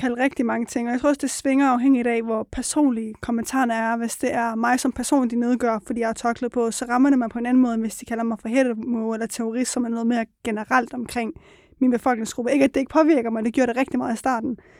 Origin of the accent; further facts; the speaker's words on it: Aarhus, Central Denmark Region, Denmark; jeg er født og opvokset i Aarhus, i en øh, byområde, der, som I kender som Gellerup